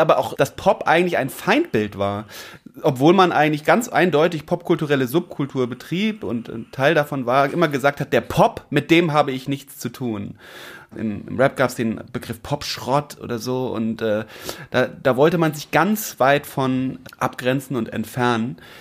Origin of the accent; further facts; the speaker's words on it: Hamburg, Germany; so einem Bildungsbürgertum, mit dem man groß geworden ist in Eimsbüttel-Eppendorf